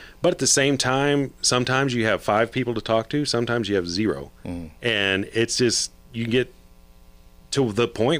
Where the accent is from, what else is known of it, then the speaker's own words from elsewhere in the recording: Fort Worth, Texas, United States; also born or lived in San Antonio; I grew up in Fort Worth.